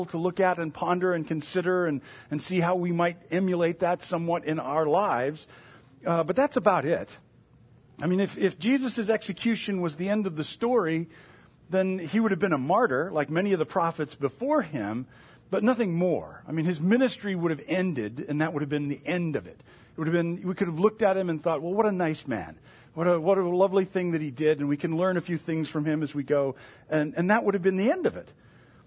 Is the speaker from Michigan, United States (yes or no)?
yes; Michigan, United States; moved away; also born or lived in Indiana; I grew up in Michigan